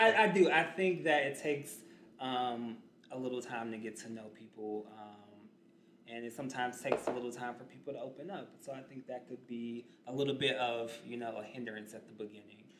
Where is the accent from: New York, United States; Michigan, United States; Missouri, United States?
Missouri, United States; St. Louis; moved away as an adult; now in Chicago, United States; I am from St. Louis. Um, and a lot of my family, and even some of my long term friends um, that I grew up with in St. Louis